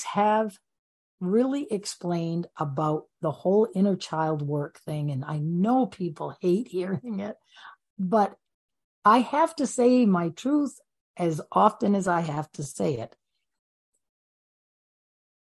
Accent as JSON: {"language": "English", "region": "Maine", "country": "United States", "said": "I'm from Maine, so we don't put our feet on the ground all year long"}